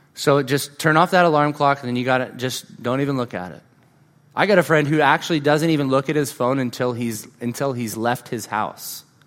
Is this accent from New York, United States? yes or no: no; California, United States; moved away; I grew up in California